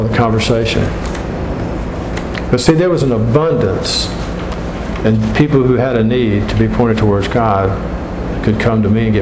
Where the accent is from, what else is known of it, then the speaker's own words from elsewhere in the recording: Gulf Coast in South Florida, United States; I grew up on the Gulf Coast in South Florida